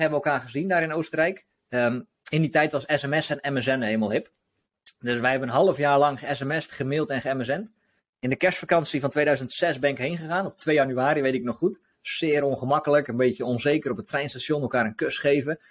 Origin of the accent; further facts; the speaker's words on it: Hoeksche Waard, South Holland, Netherlands; now in De Wijk, Netherlands; ik kom zelf uit de Hoekse Waard, dus onder Rotterdam